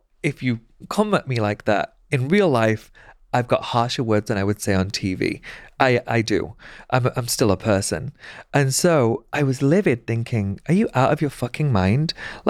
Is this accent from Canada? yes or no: no; Pakistan; And I said, I'm Pakistani.